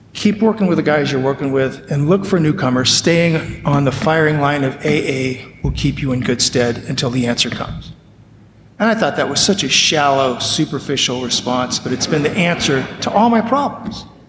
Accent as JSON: {"language": "English", "town": "Las Vegas", "region": "Nevada", "country": "United States", "tie": "born or raised there", "said": "I'm growing up in Las Vegas, Nevada"}